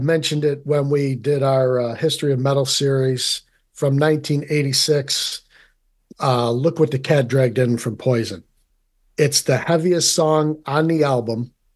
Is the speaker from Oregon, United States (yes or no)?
no; Rome, New York, United States; being from central New York, I am originally from Rome